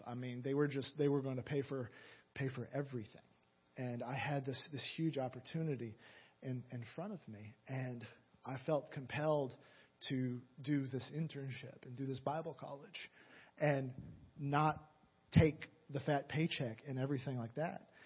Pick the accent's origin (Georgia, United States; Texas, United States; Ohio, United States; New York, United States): Georgia, United States; Atlanta; moved away; I'm from Atlanta originally